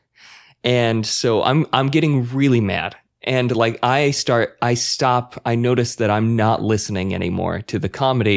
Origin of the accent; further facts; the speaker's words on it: Utah, United States; I'm white boy from Utah